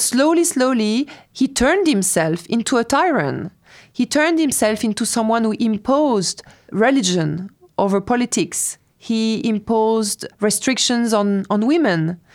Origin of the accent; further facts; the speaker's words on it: France; moved away as an adult; also born or lived in Tehran, Iran; I was raised in France